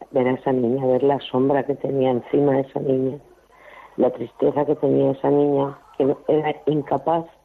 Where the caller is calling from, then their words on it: Valencia, Valencian Community, Spain; de Valencia.